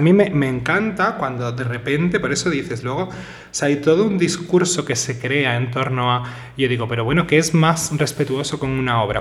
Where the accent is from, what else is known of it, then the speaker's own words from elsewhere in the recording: Seville, Andalusia, Spain; Yo soy sevillano